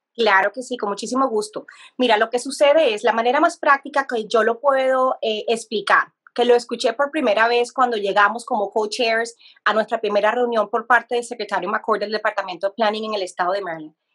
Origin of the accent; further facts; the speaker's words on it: Colombia; now in United States; yo soy de Colombia como país